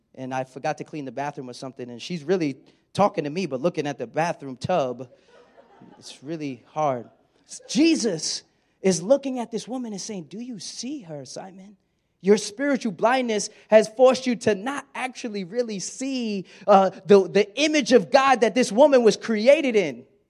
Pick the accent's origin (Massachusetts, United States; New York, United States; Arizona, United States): New York, United States; Brooklyn; moved away as an adult; also born or lived in West Virginia; I'm from Brooklyn